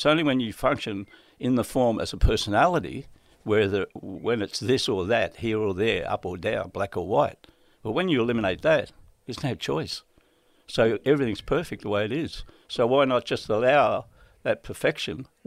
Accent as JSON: {"language": "English", "area": "Redfern, Maroubra, Central Coast", "region": "New South Wales", "country": "Australia", "tie": "born or raised there", "said": "When I moved up from Maroubra, I moved from Redfern to Maroubra, and then I went to Maroubra Beach"}